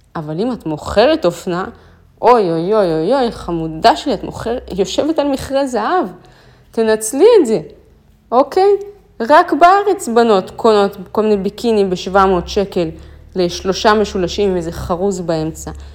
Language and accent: Hebrew; Israel; אמרתי לו, מישראל